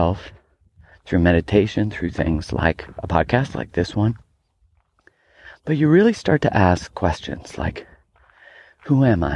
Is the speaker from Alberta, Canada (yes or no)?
yes; Calgary, Alberta, Canada; moved away; I grew up in Calgary, Alberta, Canada